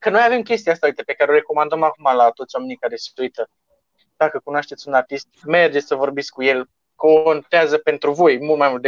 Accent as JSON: {"language": "Romanian", "region": "Moldavia", "country": "Romania", "said": "eu sunt moldovean și sunt mai misogin așa de fel."}